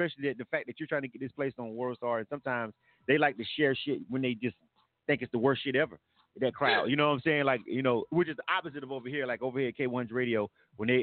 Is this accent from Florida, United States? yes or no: yes; Panama City, Florida, United States; my hometown, Panama City, Bay County